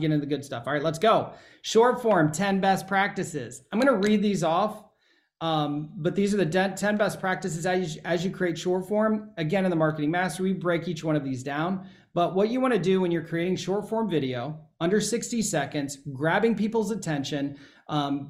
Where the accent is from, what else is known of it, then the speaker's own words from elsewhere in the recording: Ohio, United States; I'm from Ohio. We say niche